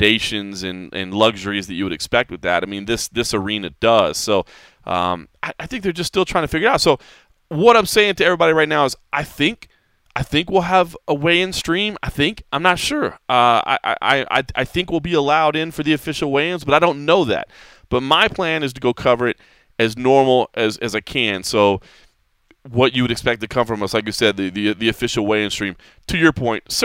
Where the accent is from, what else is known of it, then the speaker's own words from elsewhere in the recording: Texas, United States; I love my home state. I'm so proud to be from Texas